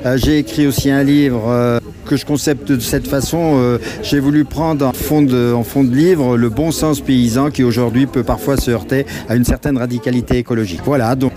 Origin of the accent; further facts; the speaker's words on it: Villefranche-sur-Saône, Auvergne-Rhône-Alpes, France; moi je suis originaire de Villefranche-sur-Saône.